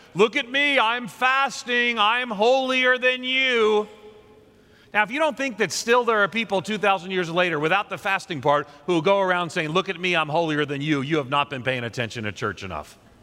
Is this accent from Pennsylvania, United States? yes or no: no; New York, United States; moved away; also born or lived in Nashville; I'm a New Yorker uh, by, uh, grew up there and a Northerner more so